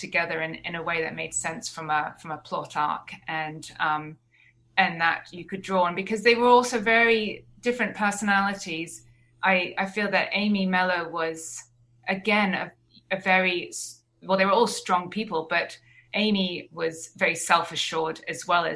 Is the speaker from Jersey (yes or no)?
yes; Jersey; I grew up in Jersey